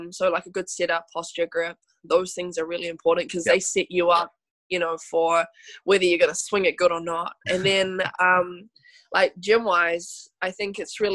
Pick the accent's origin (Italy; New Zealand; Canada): New Zealand; I am, yep, born and raised